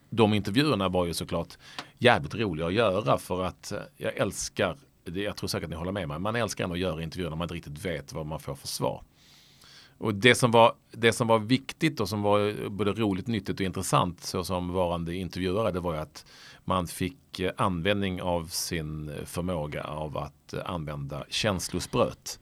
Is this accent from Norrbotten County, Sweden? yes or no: no; Malmö, Skåne, Sweden; accent: Scanian; jag är från Lindängen, det är typ samma getto liksom, eller getto, getto, det är samma typ av uppväxtstil. Jag, hade uppväxt, jag är uppväxt med massor med ex-jugoslaver